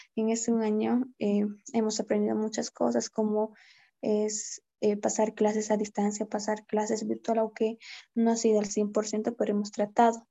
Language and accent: Spanish; Independencia, Cochabamba, Bolivia; also born or lived in Sanipaya; yo nací en Sanipaya, lo cual queda a más o menos dos horas y media del municipio de Independencia del pueblo bueno, soy de Sanipaya, soy sanipayeña de corazón, ya. Yeah. y no, me vine a vivir a mis, según a lo que me contó mi mamá, mis papás, a mis tres años me vine a vivir aquí con ellos a Independencia